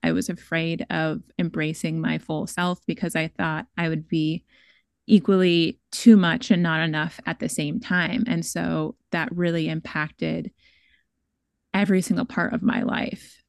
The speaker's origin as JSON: {"language": "English", "town": "Seattle", "region": "Washington", "country": "United States", "tie": "born or raised there", "said": "I'm from Bellsbow, I'm from Seattle"}